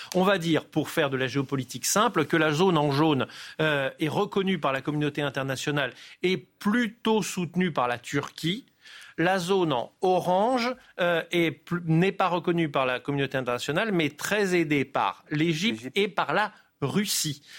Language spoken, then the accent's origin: French; Nice, Provence-Alpes-Côte d'Azur, France; moi je suis du sud de la France, donc les phénomènes méditerranéens, je les connais bien, je suis niçois.